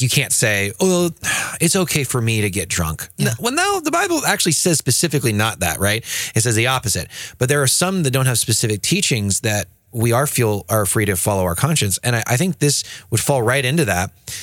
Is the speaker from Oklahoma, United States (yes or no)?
yes; Oklahoma, United States; I'm from Oklahoma. Well, we're both from Oklahoma